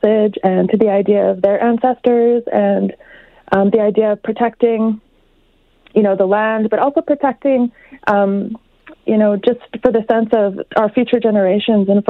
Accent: Saddle Lake, Alberta, Canada; now in Edmonton, Canada; I'm from Saddle Lake, but I live here in Edmonton

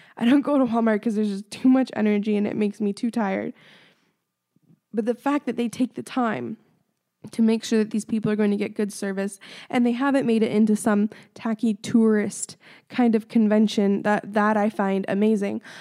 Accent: Ontario, Canada; I'm from Ontario

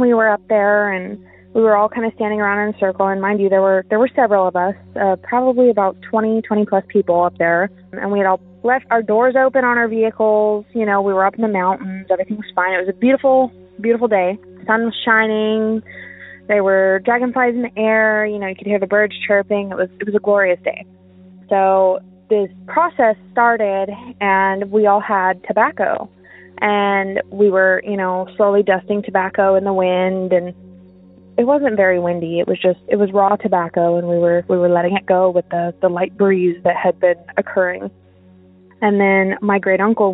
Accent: Montana, United States; now in Texas, United States; I'm formerly from Montana

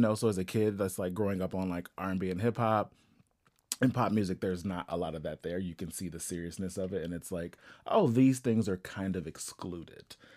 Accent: Ohio, United States; I'm actually from Ohio

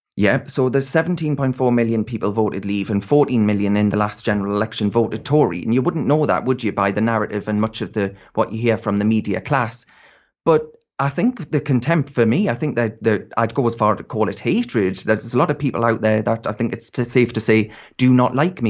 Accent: North East England, United Kingdom; I'm from the Northeast

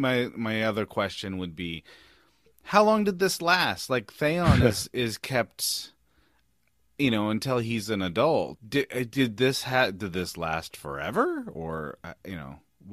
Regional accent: San Francisco, California, United States; hometown of San Francisco.

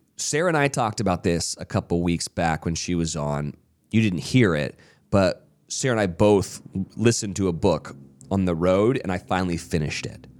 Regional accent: Canada; I'm from Canada

